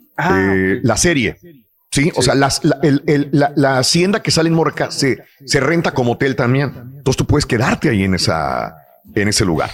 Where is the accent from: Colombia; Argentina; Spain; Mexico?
Mexico; Matamoros, Tamaulipas; para los que somos de Matamoros